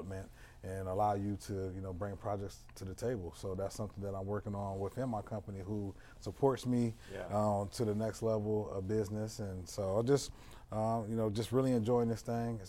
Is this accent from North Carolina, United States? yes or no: no; Canton, Ohio, United States; I came out of the mud. I'm from Canton, Ohio. My uncle raised me.